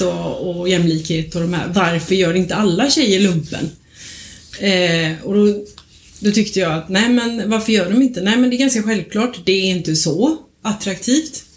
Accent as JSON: {"language": "Swedish", "region": "Småland", "country": "Sweden", "moved": "yes", "lives_now": "Kungsbacka, Sweden", "said": "jag är från Småland"}